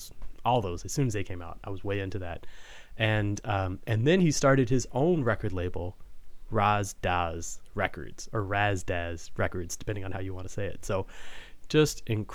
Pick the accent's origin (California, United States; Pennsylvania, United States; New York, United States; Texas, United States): Texas, United States; Fort Worth; now in St. Louis, United States; I grew up in Texas, in Fort Worth